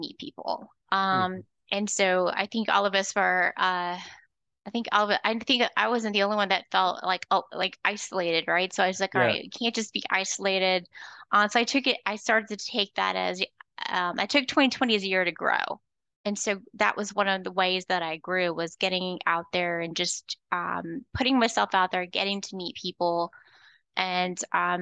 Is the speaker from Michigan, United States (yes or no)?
no; Florida, United States; also born or lived in North Georgia; now in Georgia, United States; I'm originally from Florida